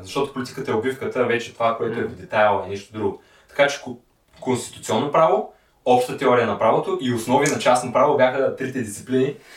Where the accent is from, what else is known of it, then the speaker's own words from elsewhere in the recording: Sliven, Sliven Province, Bulgaria; moved away as an adult; now in Sofia, Bulgaria; по принцип съм от Сливен